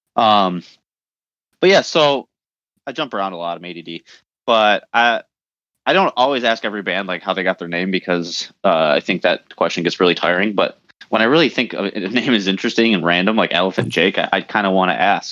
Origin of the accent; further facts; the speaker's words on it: Detroit, Michigan, United States; we're from the Detroit area